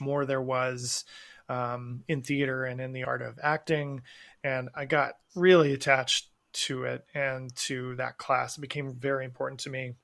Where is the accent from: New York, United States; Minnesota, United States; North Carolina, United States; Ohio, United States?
North Carolina, United States; Asheville; I'm from Asheville, North Carolina